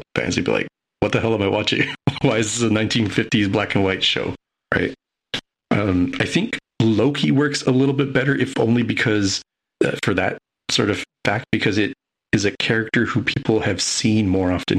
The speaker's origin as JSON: {"language": "English", "country": "United States"}